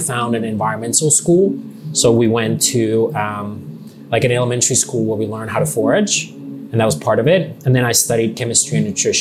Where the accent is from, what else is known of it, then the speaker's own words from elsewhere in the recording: Nokia, Pirkanmaa, Finland; now in Los Angeles, United States; I was born in Finland.